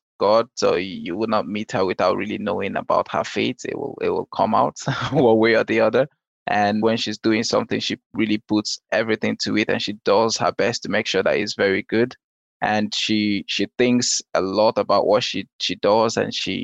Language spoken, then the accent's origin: English; Nigeria; moved away; also born or lived in Denmark; We're actually neighbors in Nigeria.